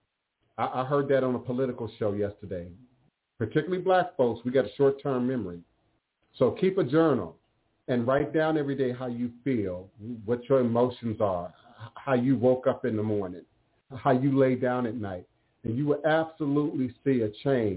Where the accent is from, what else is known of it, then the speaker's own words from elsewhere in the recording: Maryland, United States; growing up in Maryland